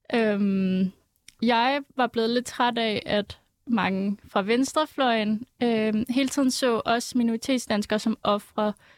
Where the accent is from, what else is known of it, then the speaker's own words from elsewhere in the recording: Aalborg, North Denmark Region, Denmark; now in Copenhagen, Denmark; jeg er opvokset i Aalborg